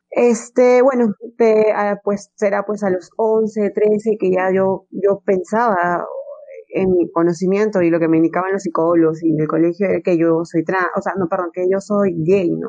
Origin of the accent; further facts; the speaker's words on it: Peru; en mi país, no, Perú es, es un país muy machista